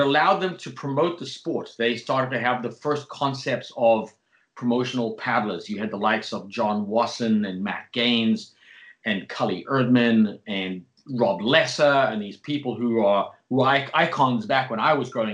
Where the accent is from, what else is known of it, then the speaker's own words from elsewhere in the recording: South Africa; where I grew up in South Africa